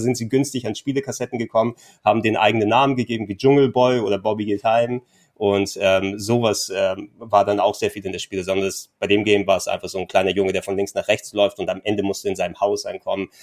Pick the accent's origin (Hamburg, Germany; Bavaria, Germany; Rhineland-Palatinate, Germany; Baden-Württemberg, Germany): Hamburg, Germany; als gebürtiger Hamburger